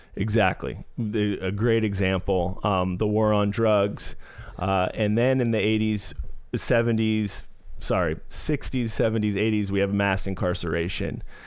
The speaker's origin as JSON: {"language": "English", "town": "San Francisco", "region": "California", "country": "United States", "tie": "born or raised there", "said": "growing up in San Francisco, uh, it was d, diverse place to grow up"}